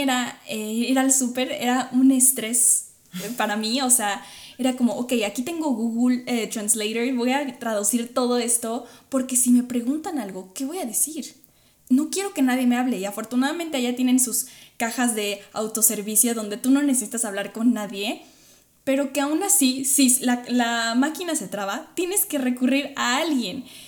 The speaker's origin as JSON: {"language": "Spanish", "country": "Mexico", "moved": "yes", "said": "los mexicanos puedo hablar desde los mexicanos"}